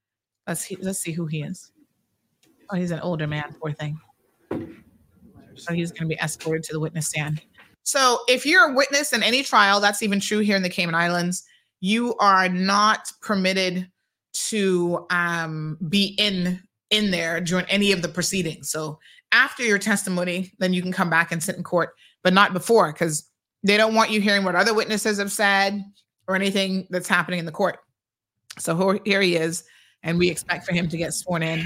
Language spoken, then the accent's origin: English; United States; moved away as an adult; now in United Kingdom; having grown up in America